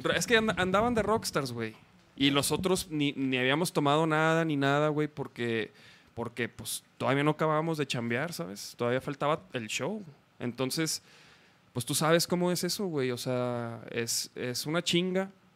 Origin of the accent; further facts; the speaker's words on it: Chihuahua, Mexico; now in Guadalajara, Mexico; Yo soy de Chihuahua.